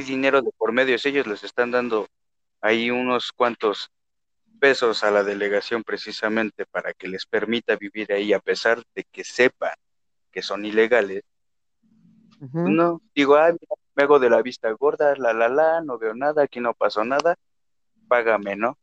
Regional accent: Mexico

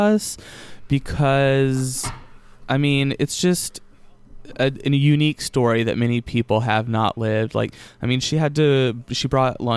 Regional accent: Hampton, Virginia, United States; I grew up in Virginia

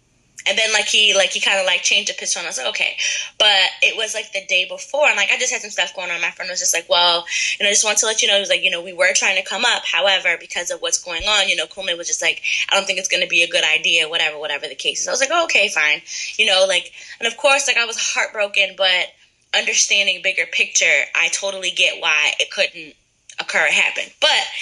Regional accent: Middletown, United States; I'm from Middletown originally

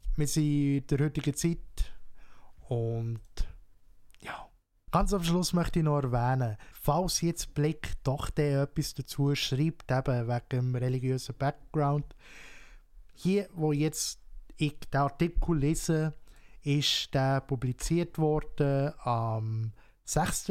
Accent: Switzerland; hier bei uns in der Schweiz

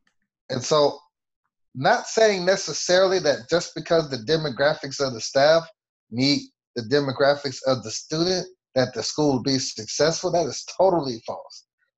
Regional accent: Killeen, Texas, United States; Myself, I'm from Killeen, Texas, Fort Hood. My dad was in the military. My mom was a counselor.

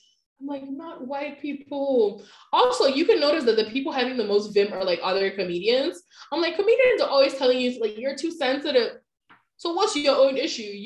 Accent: Nigeria; I'm Nigerian

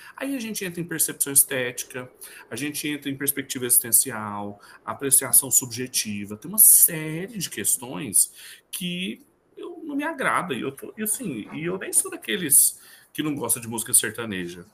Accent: Brazil; now in Goiás, Brazil; nós somos brasileiros

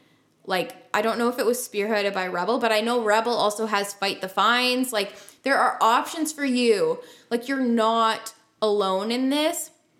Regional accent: Canada; we come back to Canada, where we live and are citizens

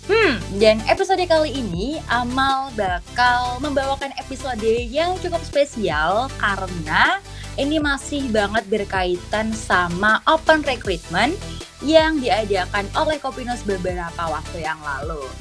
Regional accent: Kediri, East Java, Indonesia; aku asalnya itu dari Kediri Jawa Timur. Mungkin ini kota yang cukup kecil dan belum terlalu dimengerti oleh banyak orang.

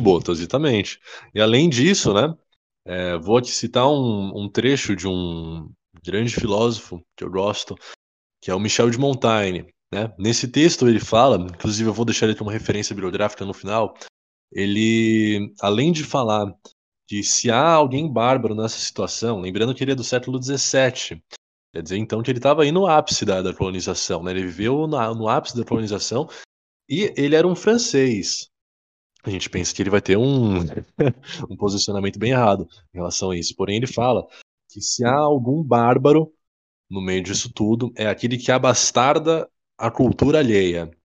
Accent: Brazil; a gente é brasileiro

